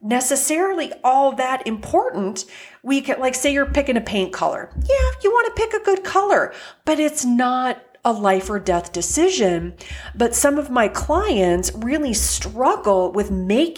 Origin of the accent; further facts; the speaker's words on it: Fargo, North Dakota, United States; I grew up in Fargo, North Dakota